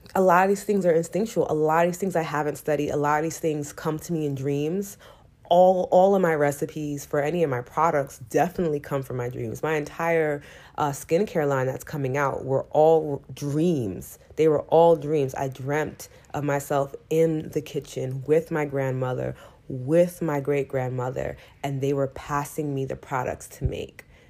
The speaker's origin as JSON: {"language": "English", "town": "New York City", "region": "New York", "country": "United States", "said": "I'm still from New York City"}